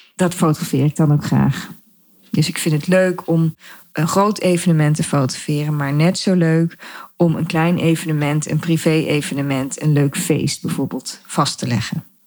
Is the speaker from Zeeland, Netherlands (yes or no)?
no; Dieren, Gelderland, Netherlands; also born or lived in De Steeg; Oorspronkelijk kom ik uit Dieren. Dat is een dorp in de gemeente Reden waar ik nog steeds woon, maar dan in een ander dorp, De Steeg